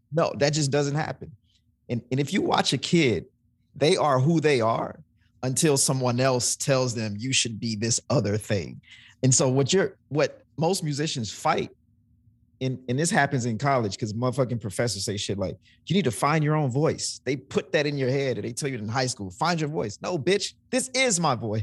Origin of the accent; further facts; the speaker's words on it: Mississippi, United States; moved away; also born or lived in New Orleans, Louisiana; I'm from Mississippi